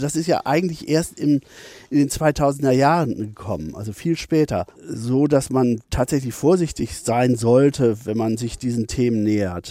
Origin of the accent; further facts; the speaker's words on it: Bielefeld, North Rhine-Westphalia, Germany; ich bin nicht direkt in Bielefeld groß geworden, sondern auf dem Dorf bei Bielefeld, das heißt Thesen